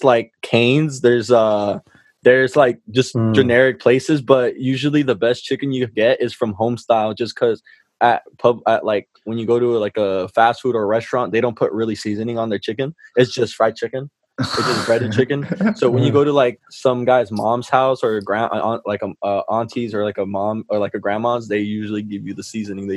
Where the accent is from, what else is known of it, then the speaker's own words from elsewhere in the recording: California, United States; also born or lived in Louisiana; I'm from California